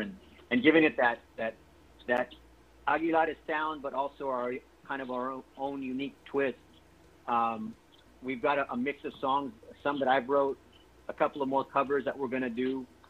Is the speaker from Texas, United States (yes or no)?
yes; San Antonio, Texas, United States; This is where I was born and raised